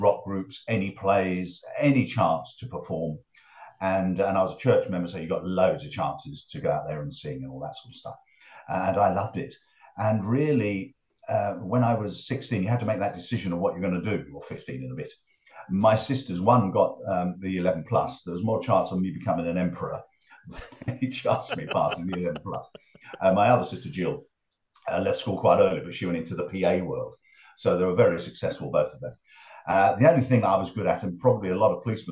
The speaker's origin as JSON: {"language": "English", "town": "Harlow", "region": "East of England", "country": "United Kingdom", "tie": "born or raised there", "also_born_or_lived": "Willesden, London", "said": "I was born in Willesden in North London, but Dad moved us when I was about 6 to Harlow in Essex."}